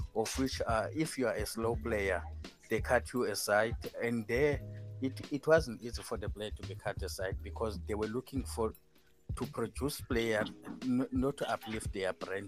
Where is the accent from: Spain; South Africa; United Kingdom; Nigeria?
South Africa